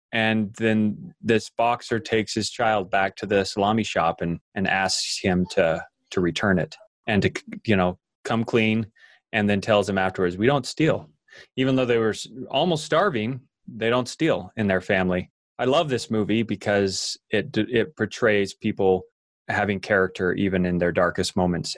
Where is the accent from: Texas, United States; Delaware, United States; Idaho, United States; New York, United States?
Idaho, United States; an idaho farm boy and growing up in Idaho, I worked on dairy farms